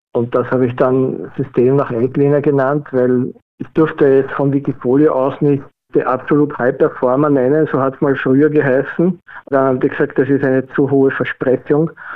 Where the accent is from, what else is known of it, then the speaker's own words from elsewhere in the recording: Vienna, Austria; bin aus Wien